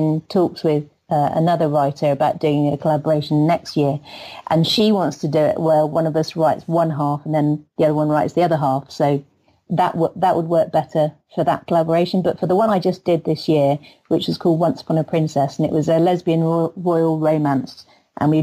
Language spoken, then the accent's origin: English; England, United Kingdom; I'm the English one